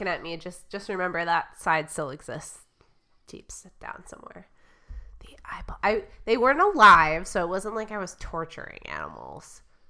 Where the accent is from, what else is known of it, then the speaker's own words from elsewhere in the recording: Michigan, United States; we had a cottage on a lake growing up in Michigan.